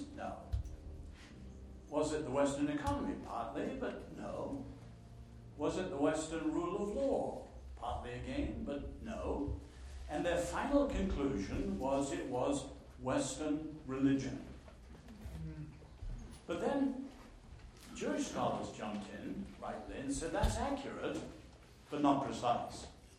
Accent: north central China, China; born there; also born or lived in Nanking; I was born in China. I was born in North Central China, one of the ancient imperial capitals, and after World War II, my family moved to Nanking.

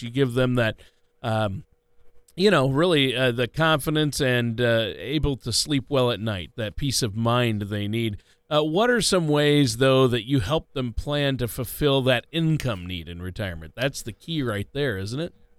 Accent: Minneapolis, Minnesota, United States; I'm from the Minneapolis, we like to call Minneapolis the Minneapolis

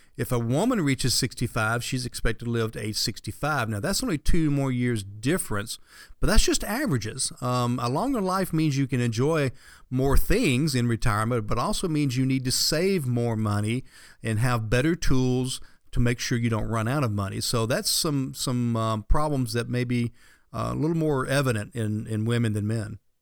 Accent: the South, United States; having grown up here in the South

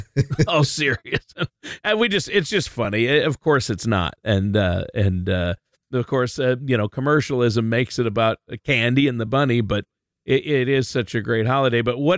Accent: Worthington, Minnesota, United States; I'm from Worthington, Minnesota, the turkey capital of the world.

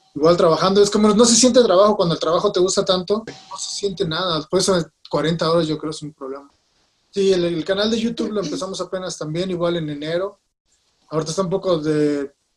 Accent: Mexico; nosotros venimos de México

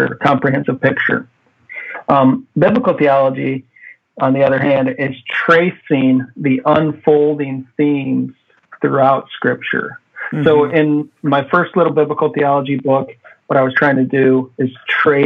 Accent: Midwest, United States; moved away as an adult; now in Hawaii, United States; I'm a Midwesterner

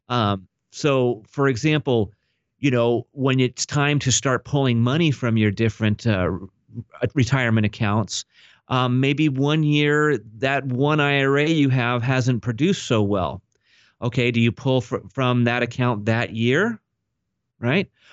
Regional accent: Orange County, California, United States; I was actually born and raised here in Orange County, California.

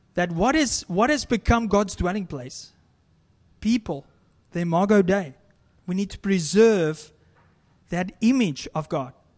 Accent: South Africa; moved away; as a South African, I love to barbecue or braai as we, we call it

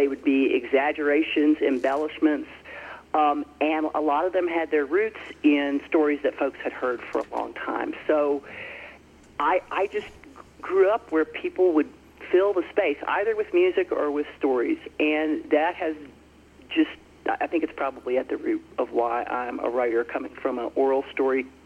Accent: Franklin County, Southwest Virginia, United States; I grew up in Southwest Virginia on a farm in Franklin County

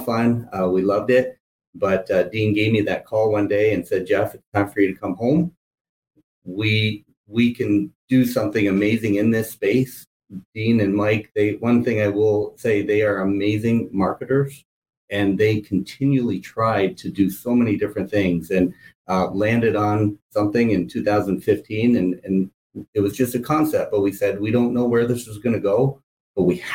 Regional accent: Canada; moved away as an adult; also born or lived in Michigan, United States; now in United States; I'm originally from Canada, born in Canada. I moved to the U.S. after graduating from college

